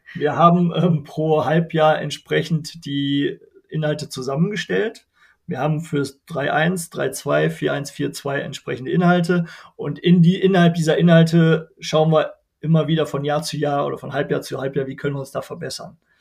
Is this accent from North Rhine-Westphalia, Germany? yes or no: yes; Wermelskirchen, North Rhine-Westphalia, Germany; Ich komme aus Wermelskirchen, mitten im Bergischen Land zwischen Köln, Wuppertal und Düsseldorf. Hier wohne ich mit meiner Familie.